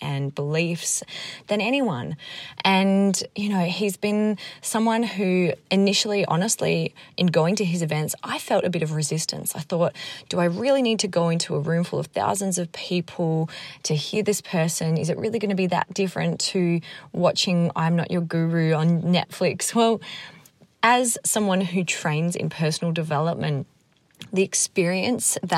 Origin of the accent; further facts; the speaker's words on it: Australia; moved away; I was from Australia